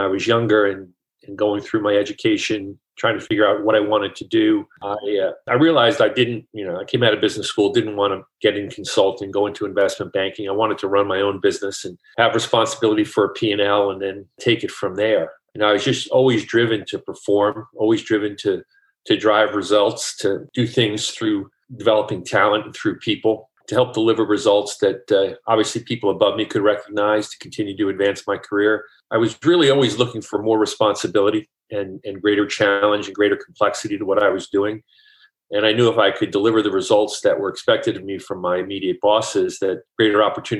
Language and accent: English; New Jersey, United States; moved away; also born or lived in Joliet, Illinois; growing up in New Jersey